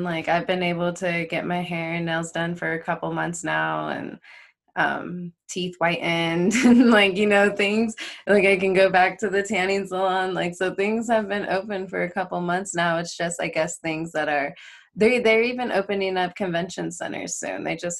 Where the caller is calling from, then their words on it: Las Vegas, Nevada, United States; I am in Las Vegas.